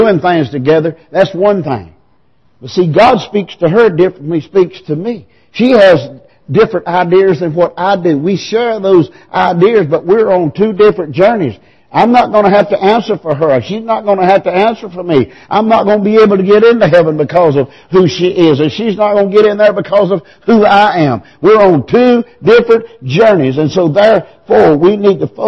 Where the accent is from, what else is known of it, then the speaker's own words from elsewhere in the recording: Piercetown, South Carolina, United States; I was born in Piercetown. I was raised in Piercetown. I went to Piercetown School. I graduated from Wren.